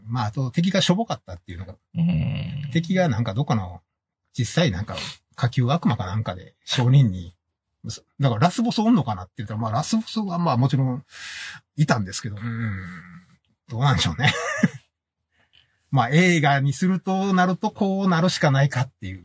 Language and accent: Japanese; Kansai, Japan; 俺ら関西人